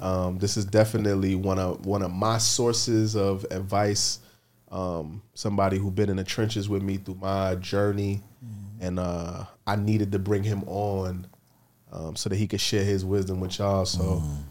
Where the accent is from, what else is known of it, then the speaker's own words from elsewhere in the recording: New York City, New York, United States; I'm from the Bronx